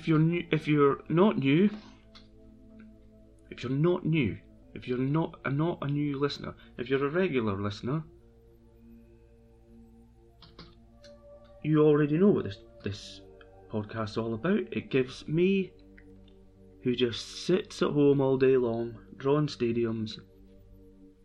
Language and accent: English; Brechin, Scotland, United Kingdom; moved away; I'm from Brechin originally, so I am a Brechin fan